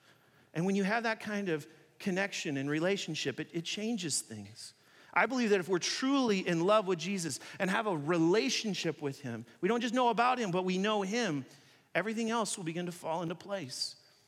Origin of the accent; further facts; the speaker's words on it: China; When I grew up in China, I played basketball with a lot of Chinese people.